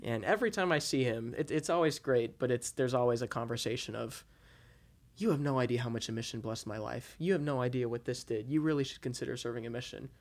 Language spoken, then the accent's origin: English; Utah, United States; I'm from Utah